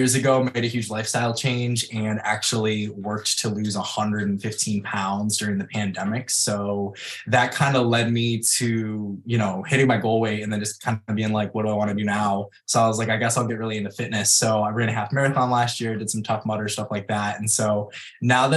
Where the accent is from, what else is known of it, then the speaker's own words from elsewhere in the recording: Rochester, United States; I am a creative from the Rochester area